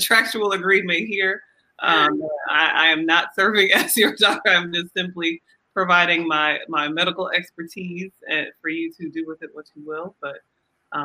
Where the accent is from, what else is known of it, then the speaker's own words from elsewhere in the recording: Nigeria; now in Atlanta, United States; I'm Nigerian